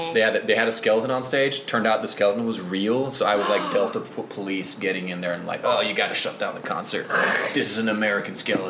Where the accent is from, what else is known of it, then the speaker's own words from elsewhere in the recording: Norway; I'm actually from Norway.